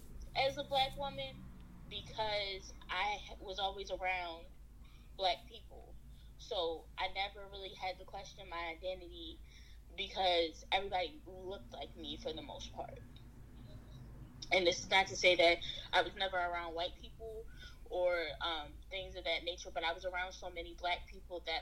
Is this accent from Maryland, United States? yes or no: yes; Baltimore, Maryland, United States; I was born in Baltimore, Maryland, and subsequently that's where I spent majority of my life